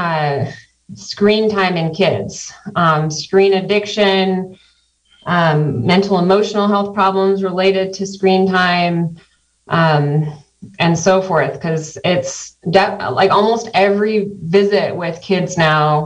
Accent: Santa Cruz County, California, United States; moved away as an adult; also born or lived in Sacramento / Tucson, Arizona; now in Mendocino County, United States; I grew up in Santa Cruz County

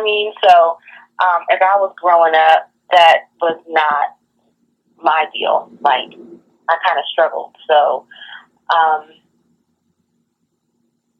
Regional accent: Washington, District of Columbia, United States; Born and raised from D.C., the chocolate city

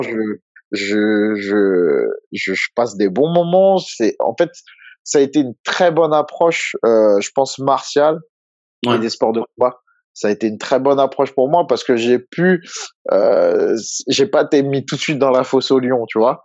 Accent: Évry-Courcouronnes, Île-de-France, France; j'ai grandi en fait à Évry-Courcouronne.

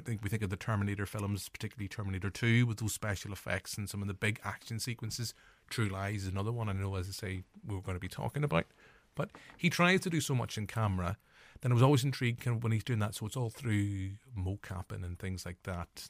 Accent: Northern Irish, Northern Ireland, United Kingdom; as Northern Irish forty-year-old male

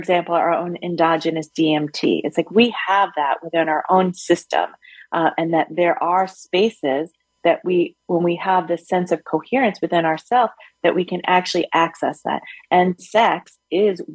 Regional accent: New York City, New York, United States; moved away as an adult; also born or lived in Yellow Springs, Ohio; I grew up in Brooklyn

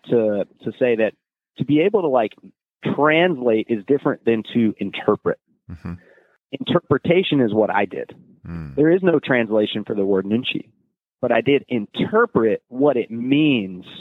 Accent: United States; also born or lived in South Korea; as a Westerner, especially as an American, we speak English

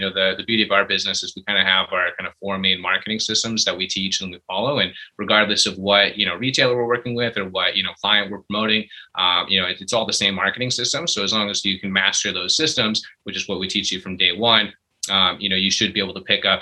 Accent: Calgary, Alberta, Canada; I was born and raised here in Calgary

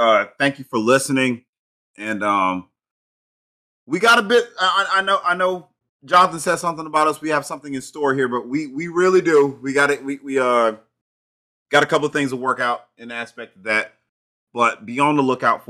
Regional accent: Georgia, United States; about an hour and a half from my hometown in a different state. I'm from Georgia

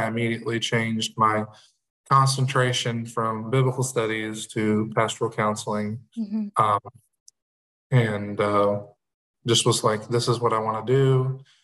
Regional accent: Marion, Illinois, United States; I was born and raised in Marion, Illinois, which is in Southern Illinois

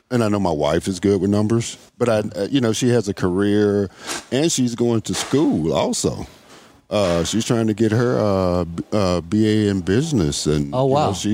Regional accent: Mississippi, United States; you know, I'm originally from Mississippi.

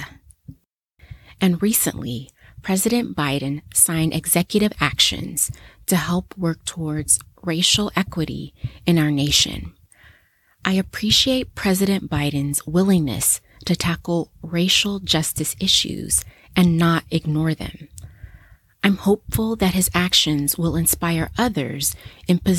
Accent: United States; my home country in the US

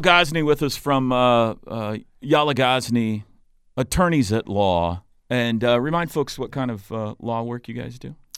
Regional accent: Mustang, Oklahoma, United States; also born or lived in Bethany, Oklahoma; I, I, uh, am from Mustang

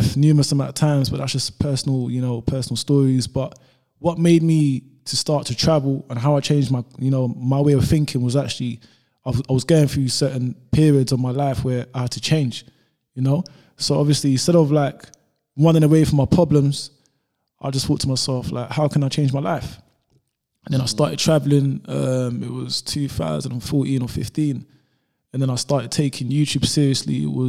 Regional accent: London, United Kingdom; I'm born and raised in Newham, just like my cousin and whatever

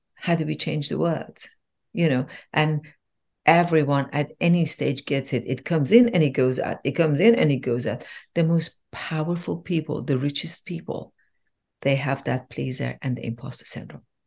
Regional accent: Iran; I was born in Iran

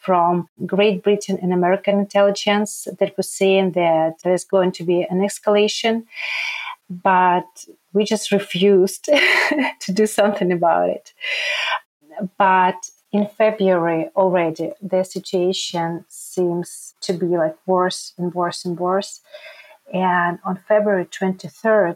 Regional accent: Ukraine; moved away as an adult; also born or lived in Donetsk, Ukraine; now in Krakow, Poland; I'm from Ukraine. Now I can tell that I'm a refugee from Ukraine.

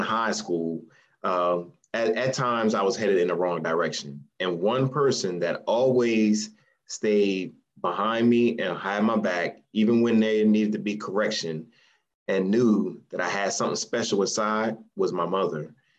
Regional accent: Salem, New Jersey, United States; moved away; also born or lived in North Carolina; I'm originally from Salem, New Jersey, small town in South Jersey.

